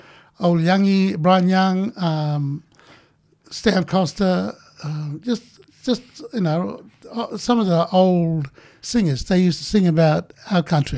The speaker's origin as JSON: {"language": "English", "town": "Hermannsburg", "region": "Northern Territory", "country": "Australia", "also_born_or_lived": "Alice Springs", "said": "you're a Central Australian man, and I'd miss Ntaria, you know, when I was away from Ntaria, I would miss it."}